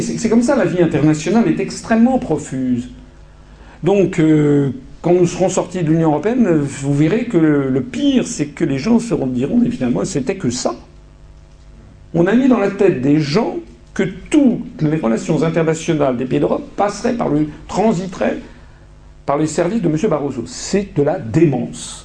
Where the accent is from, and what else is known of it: France